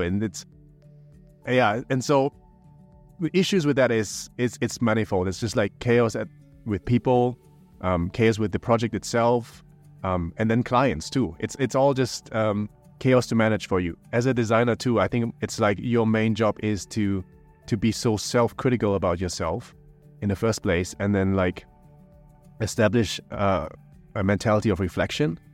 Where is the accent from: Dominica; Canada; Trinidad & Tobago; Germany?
Germany; now in Bangkok, Thailand; I'm also from Germany in a sense